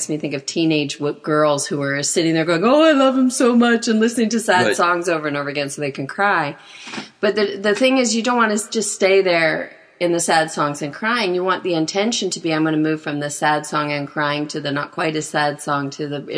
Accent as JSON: {"language": "English", "area": "outside of Winnipeg", "region": "Manitoba", "country": "Canada", "tie": "born or raised there", "moved": "yes", "said": "I grew up outside of Winnipeg"}